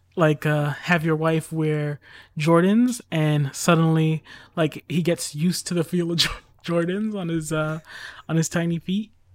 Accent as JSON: {"language": "English", "country": "United States", "said": "I'm strictly American"}